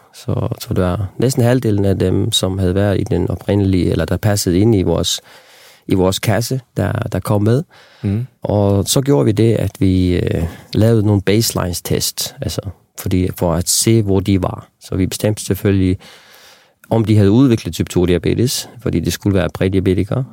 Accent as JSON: {"language": "Danish", "country": "Faroe Islands", "tie": "born or raised there", "also_born_or_lived": "Copenhagen", "moved": "yes", "said": "Jeg voksede op på Færøerne"}